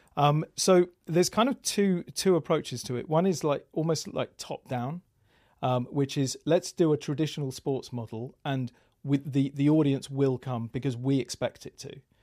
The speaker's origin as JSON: {"language": "English", "region": "England", "country": "United Kingdom", "moved": "yes", "lives_now": "Austin, United States", "said": "I'm British living in Austin"}